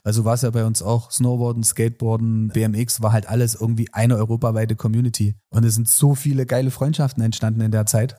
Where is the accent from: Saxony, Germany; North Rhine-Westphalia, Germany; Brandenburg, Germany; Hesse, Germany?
Saxony, Germany; als Sachse